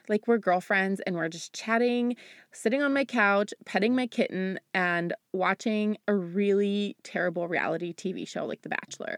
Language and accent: English; United States; also born or lived in Bulgaria; I grew up in America